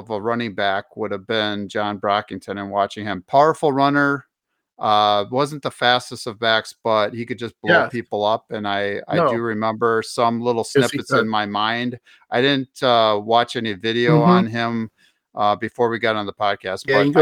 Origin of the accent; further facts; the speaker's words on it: Milwaukee, Wisconsin, United States; I was just a wee little lad growing up in Milwaukee, Wisconsin.